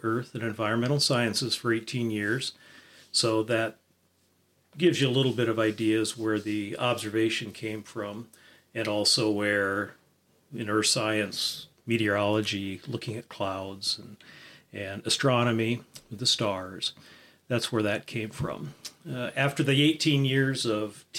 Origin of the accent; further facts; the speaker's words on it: Nebraska, United States; I was born and raised in Nebraska